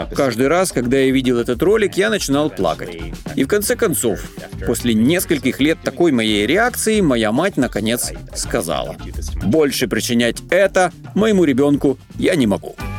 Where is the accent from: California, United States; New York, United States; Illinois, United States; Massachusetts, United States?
New York, United States; Я рос в Нью-Йорке, добирался до школы на метро.